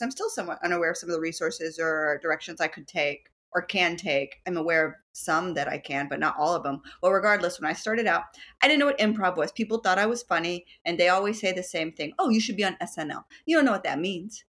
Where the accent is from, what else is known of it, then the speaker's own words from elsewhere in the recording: Dallas, Texas, United States; moved away as an adult; also born or lived in Houston, Texas / Lawrence, Kansas; now in New York City, United States; born in Houston, uh, but raised and lived most of my life in Dallas, Texas